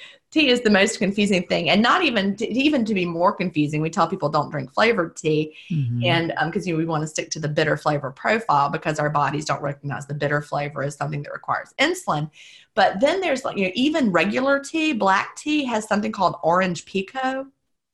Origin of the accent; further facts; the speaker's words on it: the American South, United States; being a Southerner